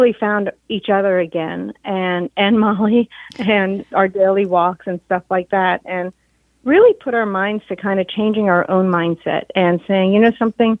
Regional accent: New York, United States; New York, I'm a New Yorker, garment industry, and my dad had a showroom, 1407 Broadway

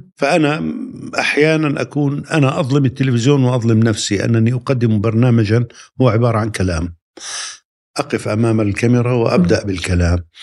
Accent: Palestine; moved away as an adult; also born or lived in London; عدت إلى بلدي فلسطين

